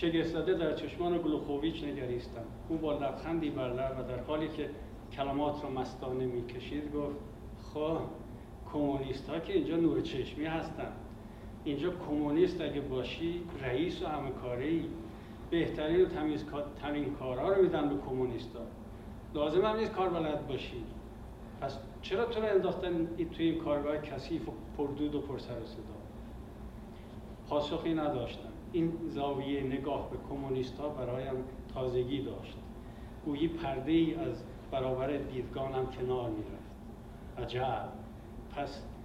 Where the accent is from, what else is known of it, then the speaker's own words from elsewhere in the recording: Iran; moved away as an adult; also born or lived in Soviet Union; همه ماهایی که از ایران اومدیم بیرون